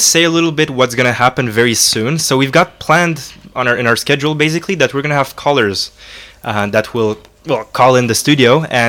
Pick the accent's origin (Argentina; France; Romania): Romania; now in Belgium; I come from Romania and I'm used to temperatures like -15, -20, like every single year